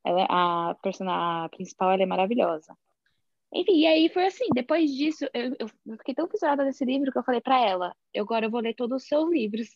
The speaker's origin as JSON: {"language": "Portuguese", "region": "São Paulo", "country": "Brazil", "moved": "yes", "lives_now": "New Jersey, United States", "said": "eu sou de São Paulo, mas atualmente eu moro em New Jersey, nos Estados Unidos"}